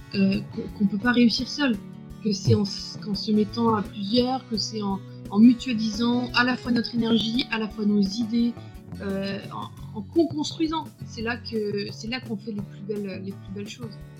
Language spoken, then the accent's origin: French; Brittany, France; J'habite à Brest. Je suis une Bretonne